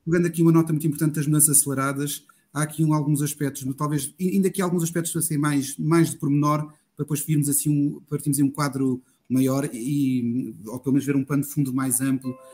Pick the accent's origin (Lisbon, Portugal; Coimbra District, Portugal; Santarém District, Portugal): Coimbra District, Portugal; sou do Distrito de Coimbra